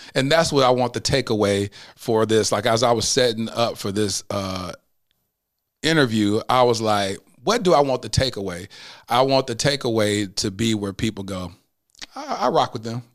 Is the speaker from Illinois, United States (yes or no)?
no; Mesquite, Texas, United States; I grew up in the Assemblies of God. Uh, First Assemblies of God in Mesquite, the only black family in the whole church